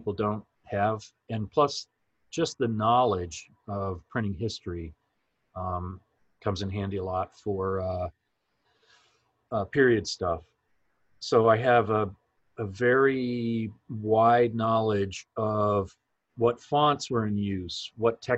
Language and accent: English; Canada; moved away; also born or lived in Toronto; I'm from Canada originally.